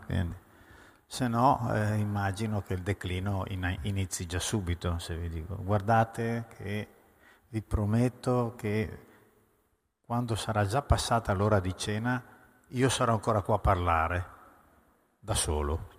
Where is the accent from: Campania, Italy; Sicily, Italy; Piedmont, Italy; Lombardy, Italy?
Piedmont, Italy; Cuneo; moved away; also born or lived in Veneto / Paris; Sono piemontese proprio, quindi pien-, di cuneo, peraltro